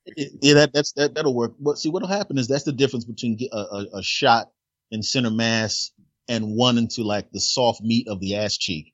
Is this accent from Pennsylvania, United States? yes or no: yes; Philadelphia, Pennsylvania, United States; moved away; originally, Philadelphia, Pennsylvania.